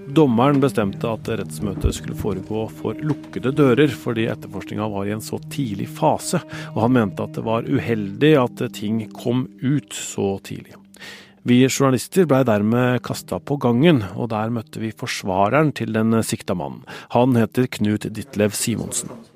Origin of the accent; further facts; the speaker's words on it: Spydeberg, Østfold, Norway; bygda mi, Spydberg i Østfold. Det lille stedet tre kvarter fra Oslo, der jeg er fra og som jeg bor i.